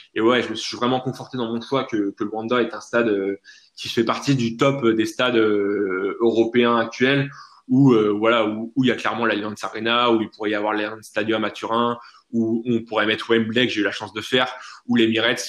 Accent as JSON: {"language": "French", "country": "France", "said": "en tant que bon français"}